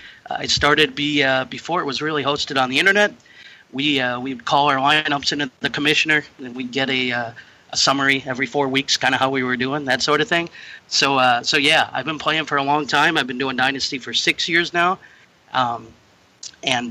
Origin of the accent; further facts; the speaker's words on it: southern Wisconsin, United States; I am from southern Wisconsin, currently living near a right kind of near the border of Illinois and Wisconsin